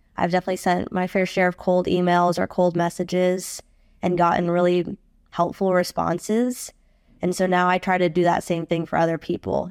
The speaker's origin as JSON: {"language": "English", "town": "Phoenix", "region": "Arizona", "country": "United States", "tie": "born or raised there", "also_born_or_lived": "Washington, D.C.", "moved": "as an adult", "said": "I grew up in Phoenix, Arizona."}